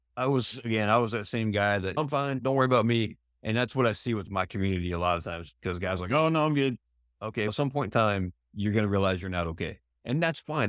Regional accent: New Hampshire, United States; also born or lived in Arizona; now in San Diego, United States; where I grew up in New Hampshire

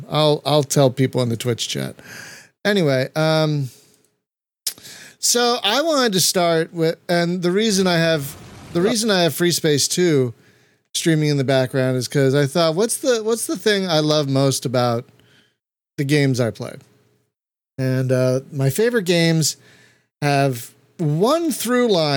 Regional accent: United States; as an American

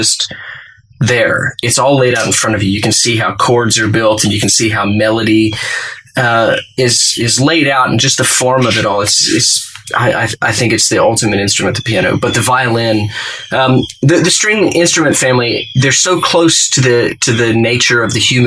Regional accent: Fort Worth, Texas, United States; now in Nashville, United States; So I grew up in Texas, Fort Worth, Texas, 6th Avenue to be precise, in Fort Worth, Texas, in the Ryan Place neighborhood.

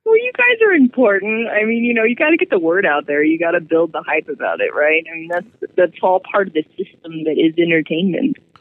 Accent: California, United States; moved away as an adult; now in Albuquerque, United States; I come from California originally. I was born and raised there

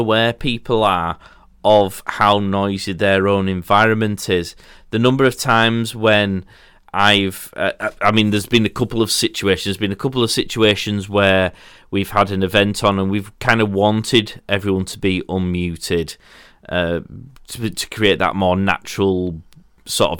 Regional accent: Yorkshire and the Humber, United Kingdom; as a Yorkshireman

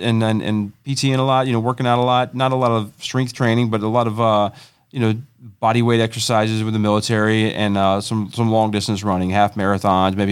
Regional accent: North Carolina, United States; moved away; also born or lived in Wichita, Kansas; I grew up in North Carolina

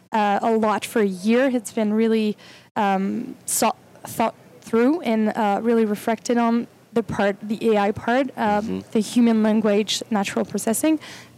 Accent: France; From France.

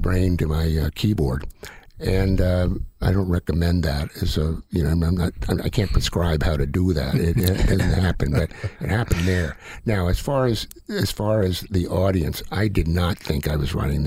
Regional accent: Tulsa, Oklahoma, United States; I was born in 1950 and growing up in Tulsa

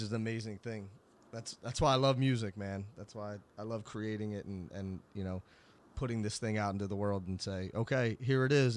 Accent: Philadelphia, Pennsylvania, United States; I'm from Philly, as everybody knows

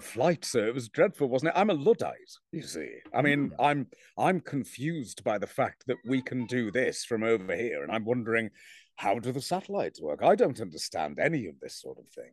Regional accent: England, United Kingdom; I'm English

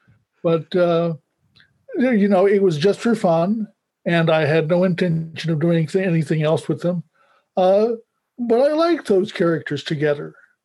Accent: Louisiana, United States; moved away; also born or lived in Houston / New Orleans / Chicago / Los Angeles; I'm not from London. I'm from Louisiana. And although I've traveled a great deal, I've lived in Houston and New Orleans and Chicago and L.A. and San Francisco and a little bit of time

